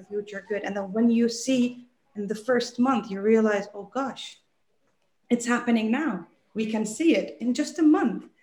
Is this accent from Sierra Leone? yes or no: no; Dubai, United Arab Emirates; accent: American; also born or lived in England; I have a very American accent and they think, where, where are you from in the US? And I'm like, yeah from Dubai, but it's such a melting pot